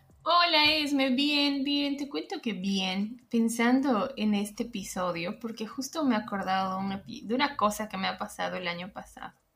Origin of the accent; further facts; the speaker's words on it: Bolivia; moved away; entre bolivianos